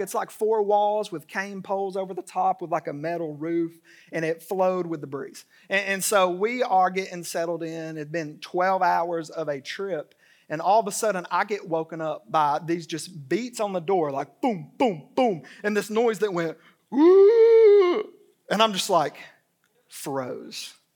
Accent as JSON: {"language": "English", "town": "Dalton", "region": "Georgia", "country": "United States", "tie": "born or raised there", "said": "I grew up in Dalton, Georgia"}